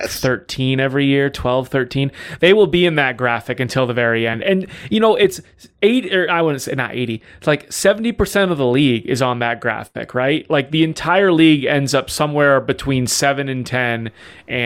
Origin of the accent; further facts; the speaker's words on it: Colorado, United States; I'm from Colorado